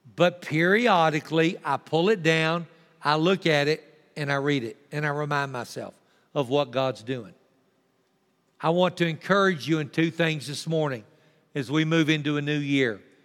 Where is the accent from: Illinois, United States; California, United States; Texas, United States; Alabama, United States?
Texas, United States; also born or lived in Tulia, Texas; I'm thankful that I'm a Texan.